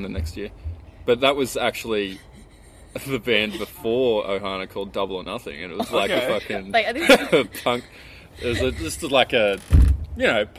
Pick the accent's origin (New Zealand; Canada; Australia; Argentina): Australia; Wollongong, New South Wales; moved away as an adult; now in Sydney, Australia; we grew up in the Gong